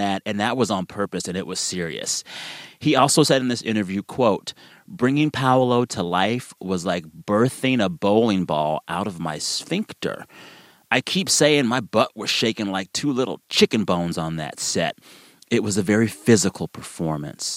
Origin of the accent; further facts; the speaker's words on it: Texas, United States; As a Texan